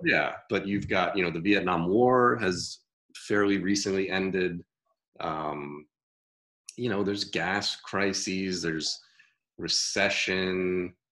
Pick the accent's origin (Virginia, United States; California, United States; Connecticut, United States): Connecticut, United States; growing up in Connecticut